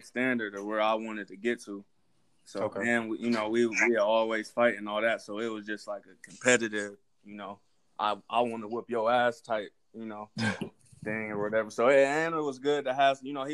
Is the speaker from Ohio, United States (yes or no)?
yes; Cleveland, Ohio, United States; also born or lived in Maple Heights, Ohio / Strongsville, Ohio; I'm from Cleveland, Ohio